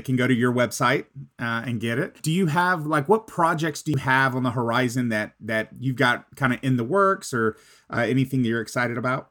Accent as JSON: {"language": "English", "region": "Texas", "country": "United States", "said": "I'm from Texas"}